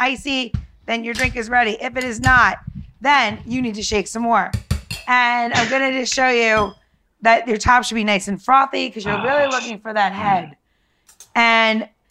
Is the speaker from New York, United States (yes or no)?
yes; New York, United States; I grew up in New York